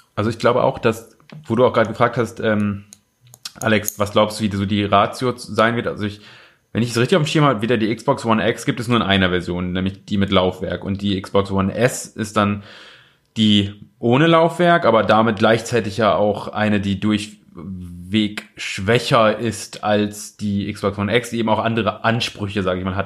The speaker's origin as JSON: {"language": "German", "town": "Osnabrück", "region": "Lower Saxony", "country": "Germany", "tie": "born or raised there", "moved": "yes", "said": "da wo ich herkomme aus Osnabrück"}